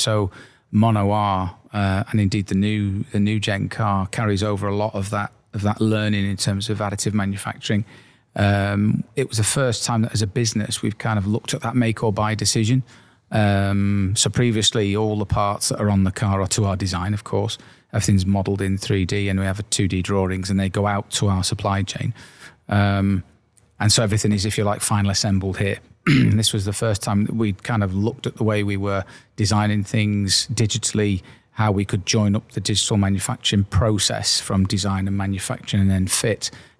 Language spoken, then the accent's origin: English; Wales, United Kingdom; And obviously, coming from the area, Ian and I grew up in and around the Liverpool area in North Wales specifically.